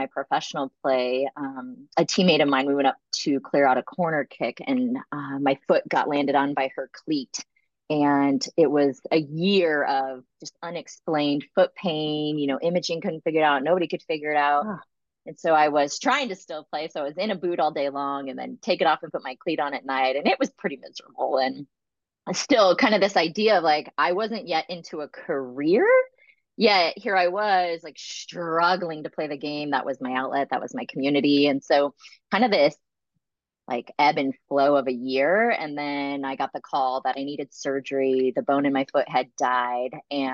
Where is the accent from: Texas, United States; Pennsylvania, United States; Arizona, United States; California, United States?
Arizona, United States; I grew up in Arizona